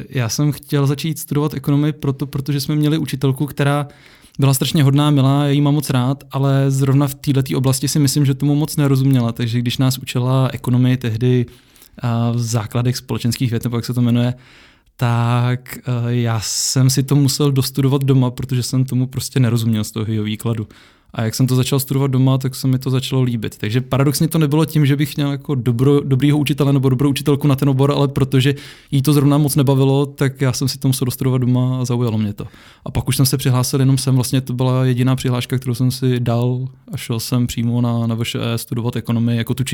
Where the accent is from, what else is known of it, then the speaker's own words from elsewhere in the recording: Czechia; Já jsem Čech, žiju v České republice a tady je pořád školství zadarmo.